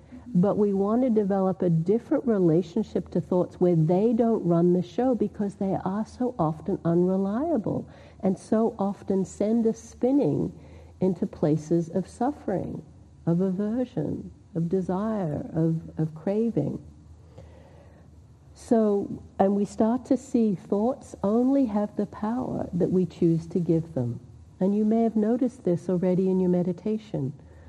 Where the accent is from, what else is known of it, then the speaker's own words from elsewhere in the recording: Australia; now in United States; moved here in 1988, so I've been here for a long time, but people still think I have an accent. I'm Australian. When I go to Australia, they think I'm American, because now I picked up somewhat this accent, but anyway, I do come from Australia.